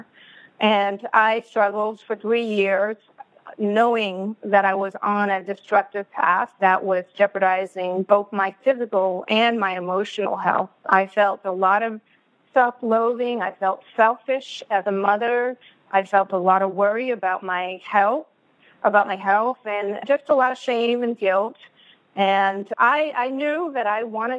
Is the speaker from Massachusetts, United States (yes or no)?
yes; Boston, Massachusetts, United States; now in West Coast, United States; I'm originally from Boston, which some of you may pick up, and I'm now living on the West Coast.